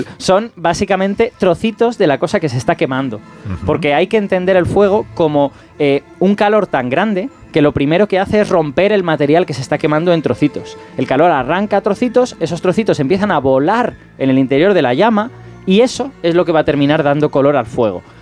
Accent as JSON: {"language": "Spanish", "town": "Castellón de la Plana", "region": "Valencian Community", "country": "Spain", "tie": "born or raised there", "said": "yo soy castellonense de, nacimiento"}